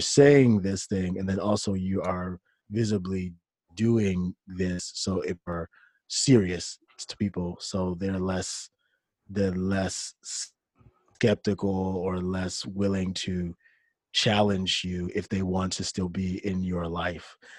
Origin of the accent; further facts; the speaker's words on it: Detroit, Michigan, United States; moved away as an adult; also born or lived in South Korea; I'm from Detroit, Michigan.